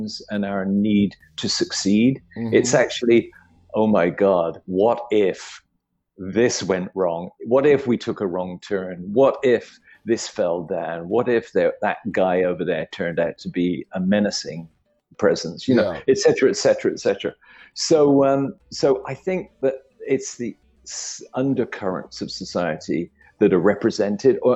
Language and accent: English; United Kingdom; I grew up in Britain in the 60s.